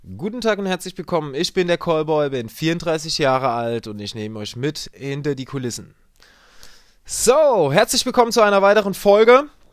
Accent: Germany; Wir haben hier einige bei uns in Deutschland

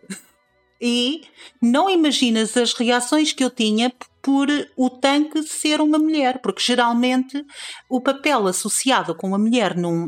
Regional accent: Trás-os-Montes, Norte, Portugal; seja a cultura transmontana, seja o facto de eu ter, ter crescido no bairro onde cresci

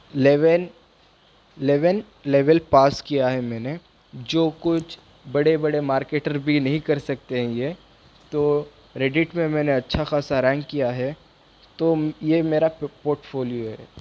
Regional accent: Bangalore, Karnataka, India; मैं बैंगलोर से बिलोंग करता हूँ

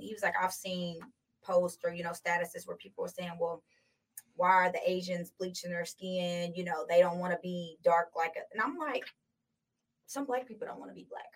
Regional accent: United States; also born or lived in California; I relate more to the Black community, okay. simply because I was raised in America.

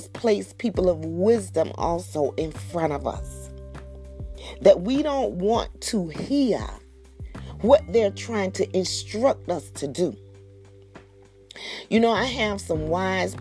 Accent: Georgia, United States; coming back to my home state of Georgia

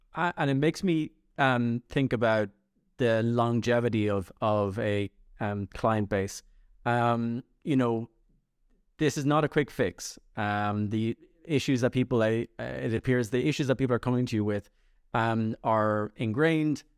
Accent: Ireland; I'm Irish

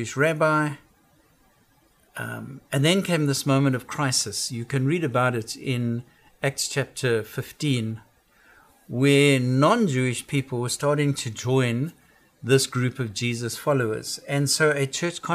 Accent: South Africa; now in United States; I come from South Africa.

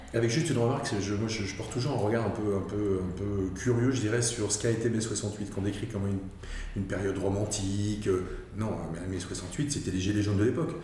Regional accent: Alsace, Grand Est, France; je suis alsacien de souche et je n'ai jamais vécu ailleurs, donc je connais bien l'Alsace

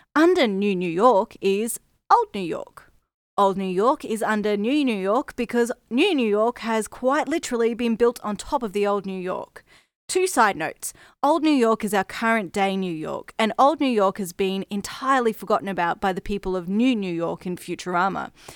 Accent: Brisbane, Queensland, Australia; If you can't tell by the accent, I'm from Australia, the city of Brisbane in Queensland to be specific.

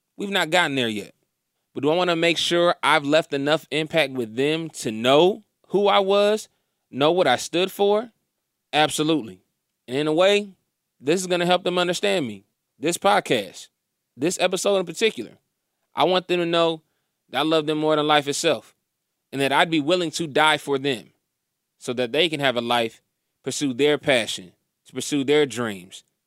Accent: Indiana, United States; moved away; also born or lived in Atlanta; we were growing up in Indiana

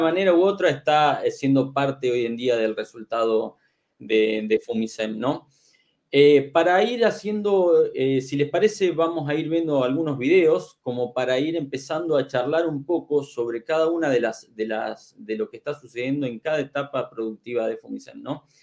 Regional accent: Argentina; en mi país, aquí en Argentina

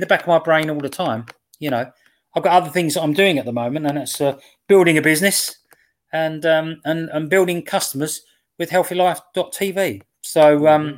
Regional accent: England, United Kingdom

